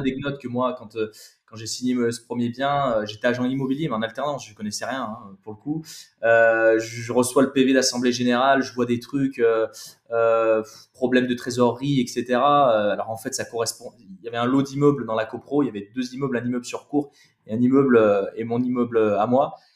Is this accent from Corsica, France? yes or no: no; Saint-Chamond, Auvergne-Rhône-Alpes, France; also born or lived in Saint-Étienne; nous on vient de, de Saint-Etienne, donc voilà, plus belle ville de France